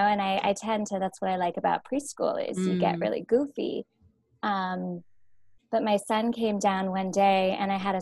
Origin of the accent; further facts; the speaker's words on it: West Burke, Vermont, United States; I'm from West Burke.